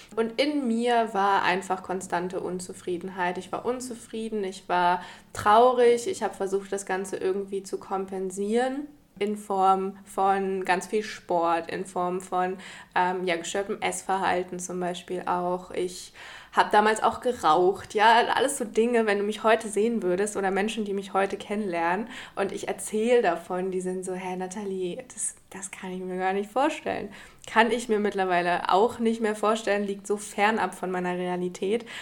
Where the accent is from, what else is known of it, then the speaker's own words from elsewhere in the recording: Germany; moved away as an adult; now in Portugal; habe noch in Deutschland gelebt, in meiner Heimat